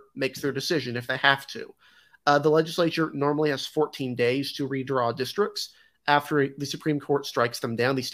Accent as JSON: {"language": "English", "region": "North Carolina", "country": "United States", "said": "my home state of North Carolina"}